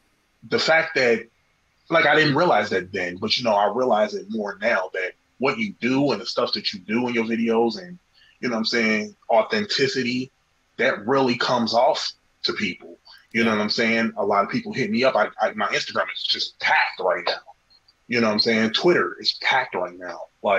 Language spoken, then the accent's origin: English; Cincinnati, Ohio, United States; Cincinnati, Ohio.